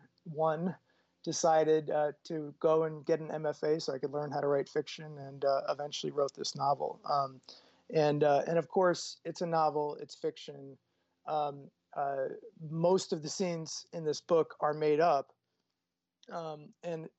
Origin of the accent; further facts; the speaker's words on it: Boston, Massachusetts, United States; I grew up in Boston, Massachusetts, in a neighborhood called Jamaica Plain